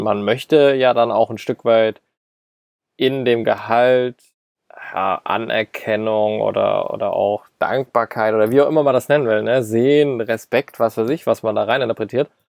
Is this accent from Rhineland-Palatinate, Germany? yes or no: yes; Mainz, Rhineland-Palatinate, Germany; Wir sind ja beide aus Mainz